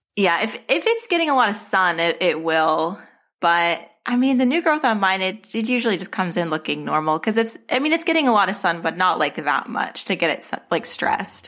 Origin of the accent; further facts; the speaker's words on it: Arizona, United States; moved away; I'm from Arizona. My, my collection started in Arizona